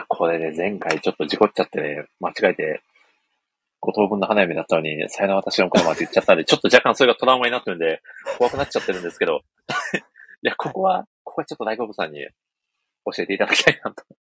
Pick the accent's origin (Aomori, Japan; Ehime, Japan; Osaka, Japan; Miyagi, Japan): Ehime, Japan; 私の地元、愛媛県の